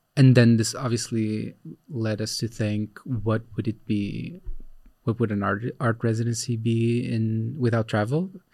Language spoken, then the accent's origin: English; Brazil; moved away as an adult; now in Netherlands; I was born in Brazil. I worked in Brazil for a long time